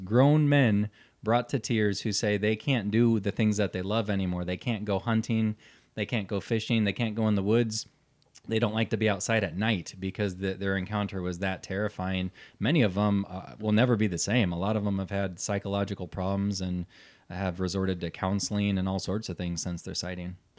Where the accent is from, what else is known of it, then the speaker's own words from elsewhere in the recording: Omaha, Nebraska, United States; We're from Omaha, Nebraska